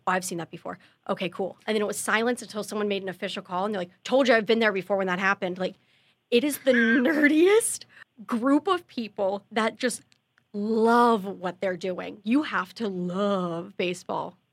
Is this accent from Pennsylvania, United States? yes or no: yes; Pittsburgh, Pennsylvania, United States; moved away; that's my hometown team